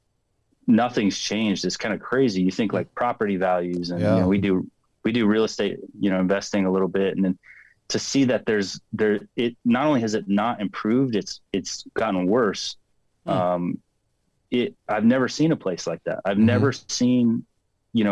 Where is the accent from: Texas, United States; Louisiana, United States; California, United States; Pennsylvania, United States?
California, United States; Phelan; I'm from Phelan, California. So it's a small desert town outside